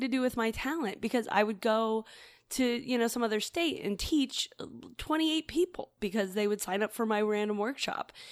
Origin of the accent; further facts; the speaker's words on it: New Hampshire, United States; moved away as an adult; also born or lived in New York City; I grew up in New Hampshire